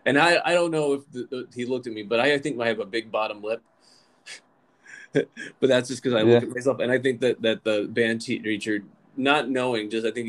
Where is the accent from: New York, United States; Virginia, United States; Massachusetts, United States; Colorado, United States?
Virginia, United States; Lynchburg; I grew up in Lynchburg, Virginia